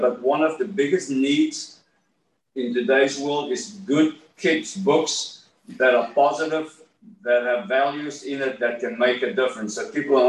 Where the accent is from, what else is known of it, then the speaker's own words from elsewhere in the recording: South Africa; moved away as an adult; also born or lived in Miami, Florida; I'm from South Africa